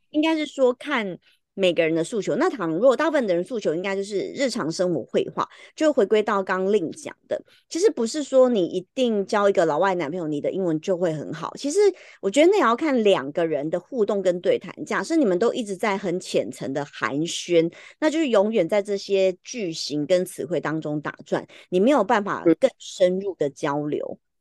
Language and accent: Chinese; Taiwan; 就像我们台湾人啊